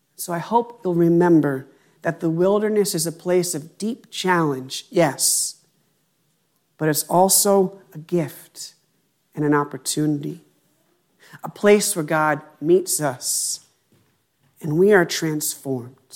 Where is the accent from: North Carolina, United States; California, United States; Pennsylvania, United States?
Pennsylvania, United States; moved away as an adult; my hometown in Pennsylvania